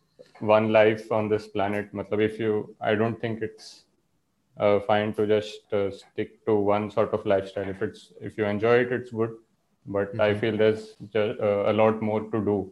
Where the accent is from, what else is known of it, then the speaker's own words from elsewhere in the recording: Mumbai, Maharashtra, India; also born or lived in Pilani; I come from Mumbai